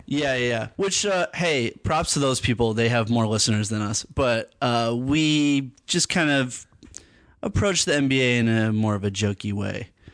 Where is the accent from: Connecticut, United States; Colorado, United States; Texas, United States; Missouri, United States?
Connecticut, United States; Hartford; moved away as an adult; also born or lived in New York; I was born in New York. Uh, I lived there for, like, uh, part of my, like, uh, childhood, and then I, I moved to Hartford, Connecticut, grew up in Hartford